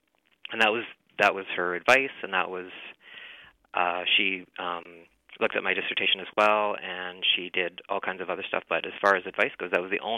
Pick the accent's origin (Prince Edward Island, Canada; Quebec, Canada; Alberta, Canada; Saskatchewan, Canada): Saskatchewan, Canada; Saskatoon; also born or lived in Peterborough, Ontario; I'm from Saskatoon. I grew up in Saskatoon. I'm a non-Indigenous person